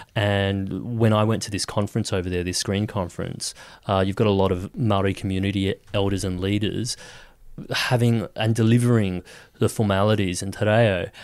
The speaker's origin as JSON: {"language": "English", "town": "Kawana", "region": "Queensland", "country": "Australia", "tie": "born or raised there", "also_born_or_lived": "Nambour, Queensland", "moved": "yes"}